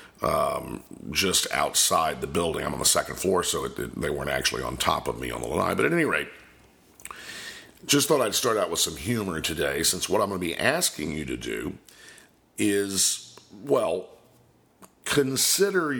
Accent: Polk County, Florida, United States; I'm originally from Polk County, Florida

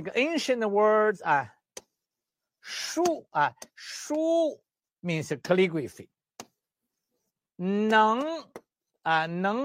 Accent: China; moved away; also born or lived in Canada; I'm the doctor from Western medicine, China, and traditional Chinese medicine, acupuncturist, herbalist in China and in Canada

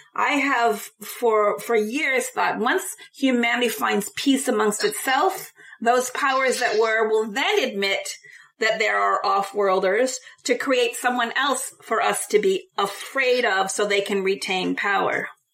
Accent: United States; as an American

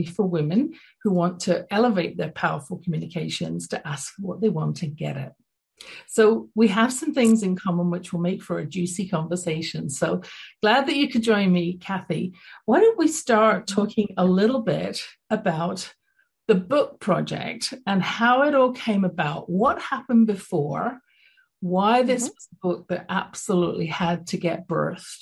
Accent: London, United Kingdom; moved away; growing up in London, England

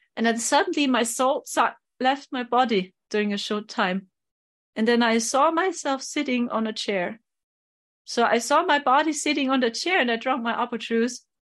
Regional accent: Germany; I'm from Germany

